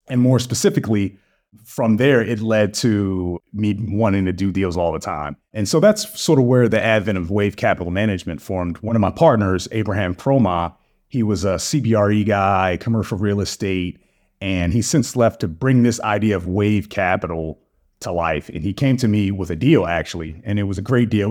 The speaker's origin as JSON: {"language": "English", "town": "Baltimore", "region": "Maryland", "country": "United States", "tie": "born or raised there", "also_born_or_lived": "Durham, North Carolina", "moved": "as an adult", "lives_now": "Atlanta, United States", "said": "I was born and raised in Baltimore. I'm a Baltimore guy. to the core"}